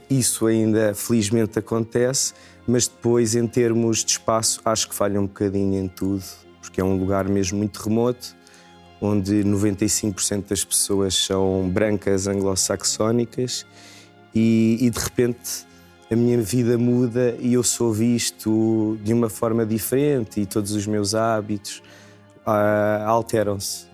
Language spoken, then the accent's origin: Portuguese; Portugal; moved away as an adult; now in Tasmania, Australia